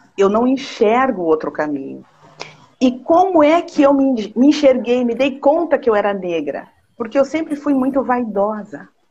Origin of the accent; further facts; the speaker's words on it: São Borja, Rio Grande do Sul, Brazil; eu nasci lá em São Borja